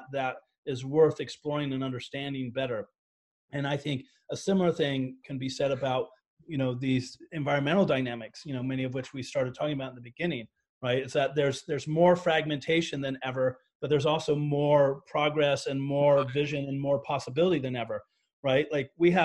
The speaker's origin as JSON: {"language": "English", "country": "United States"}